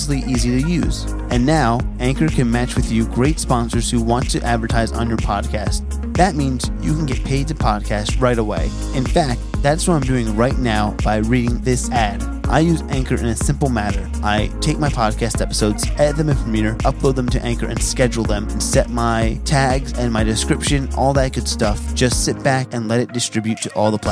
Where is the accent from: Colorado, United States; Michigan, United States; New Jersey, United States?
New Jersey, United States; I'm from Central Jersey